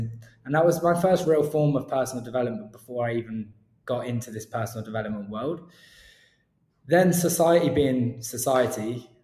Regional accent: Cornwall, South West England, United Kingdom; I grew up in Cornwall. Literally just on the bridge of Cornwall, sort of fake Cornwall, across the bridge from Plymouth

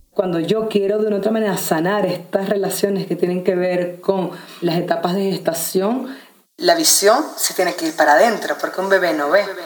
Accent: Venezuela; also born or lived in Sacred Valley of the Incas, Peru; now in Peru; soy venezolana, viviendo en este momento en el Valle Sagrado de los Incas en Perú

